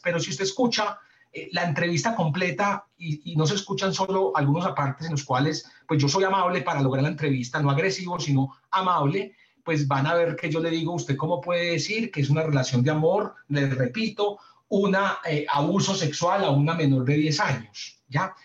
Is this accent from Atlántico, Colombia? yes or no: no; Medellín, Antioquia, Colombia; yo soy de Medellín